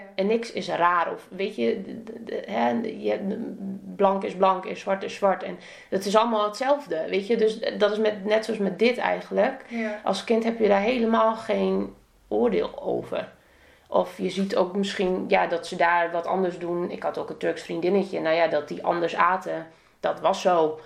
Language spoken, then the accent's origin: Dutch; Emmen, Drenthe, Netherlands; moved away as an adult; also born or lived in Assen; ik kwam uit Emmen